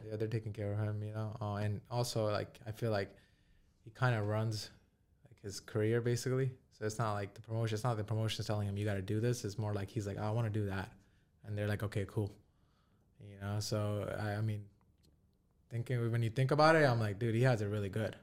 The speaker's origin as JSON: {"language": "English", "town": "New York City", "region": "New York", "country": "United States", "said": "we're from New York City"}